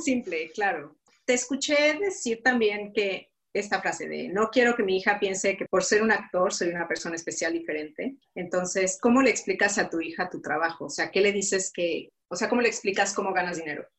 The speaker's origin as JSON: {"language": "Spanish", "country": "Mexico", "moved": "yes", "lives_now": "Luxembourg"}